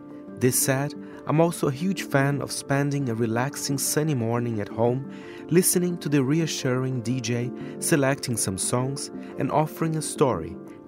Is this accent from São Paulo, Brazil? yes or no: yes; São Paulo, Brazil; 89.7 Nova Brasil FM in São Paulo, my hometown, is the go-to for homegrown grooves from … to ….